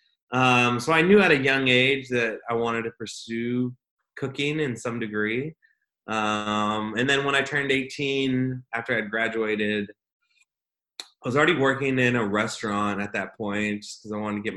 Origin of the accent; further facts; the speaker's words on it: Visalia, California, United States; also born or lived in West Covina, California; now in Austin, United States; I was ended up being raised, though, in the Central Valley of California, specifically in a little town called Visalia, California